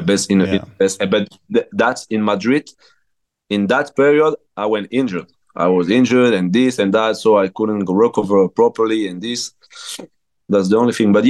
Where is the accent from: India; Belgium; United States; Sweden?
Belgium; English is a second language; moved away as an adult